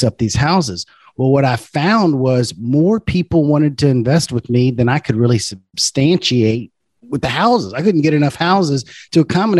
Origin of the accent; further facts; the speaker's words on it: Baton Rouge, Louisiana, United States; I'm from Baton Rouge, Louisiana.